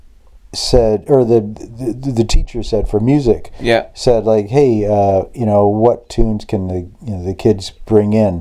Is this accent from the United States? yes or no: no; Niagara Falls, Ontario, Canada; Chippewa, it was such a great place to grow up as a kid